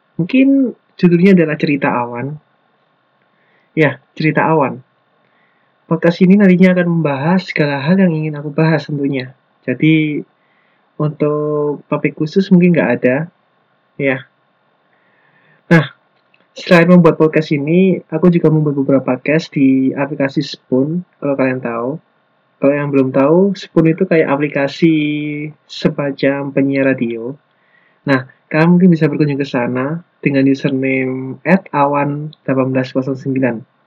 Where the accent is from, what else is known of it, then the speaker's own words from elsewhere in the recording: Lumajang, East Java, Indonesia; moved away as an adult; now in Malang, Indonesia; Asal aku dari kota Lumajang, tapi sekarang ini aku lagi menetap di Malang